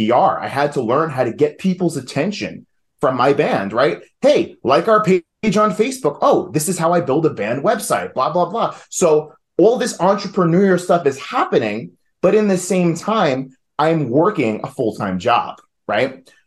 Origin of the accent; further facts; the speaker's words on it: New York, United States; accent: New York; moved away as an adult; now in Asheville, United States; I am originally from New York, if you couldn't tell by the accent